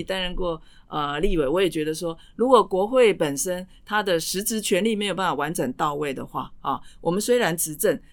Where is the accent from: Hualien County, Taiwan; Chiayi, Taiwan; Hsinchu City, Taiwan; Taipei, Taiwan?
Taipei, Taiwan; 我在万华出生成长